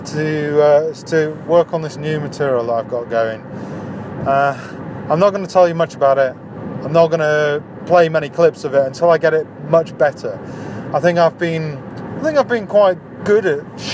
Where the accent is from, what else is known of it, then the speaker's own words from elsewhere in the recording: Wakefield, Yorkshire and the Humber, United Kingdom; moved away; also born or lived in Dunstable; I'm from a little place called Wakefield in Yorkshire.